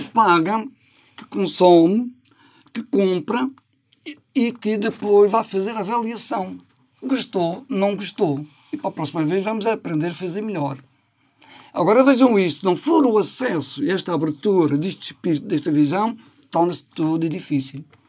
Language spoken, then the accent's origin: Portuguese; Madeira, Portugal; nós, na ilha, que é portuguesa. Somos madeirenses, portugueses, europeus